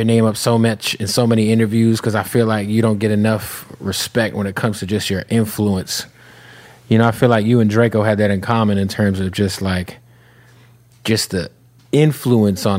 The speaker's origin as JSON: {"language": "English", "region": "Arizona", "country": "United States", "said": "I'm from Arizona"}